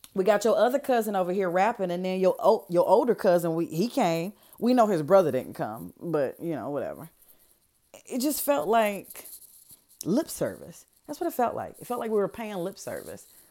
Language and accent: English; Detroit, Michigan, United States; moved away; I'm from Detroit